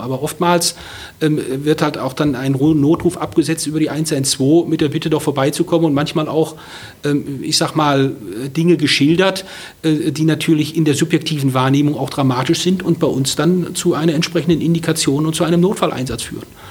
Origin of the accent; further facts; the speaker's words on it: Ruhr area, North Rhine-Westphalia, Germany; now in Berlin, Germany; ich bin viele Jahre im Pott groß geworden